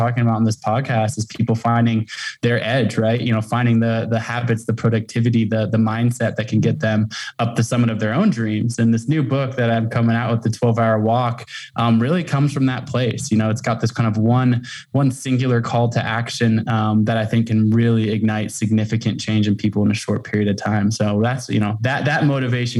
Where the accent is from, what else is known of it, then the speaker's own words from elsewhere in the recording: Portland, Oregon, United States; now in Jackson Hole, United States; I grew up in Portland, Oregon, and have kind of lived all over the world and the country.